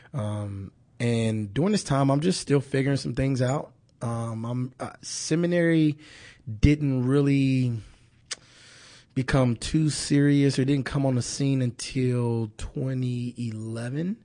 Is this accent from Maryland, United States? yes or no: no; Kansas City, Missouri, United States; moved away as an adult; born and raised in Kansas City.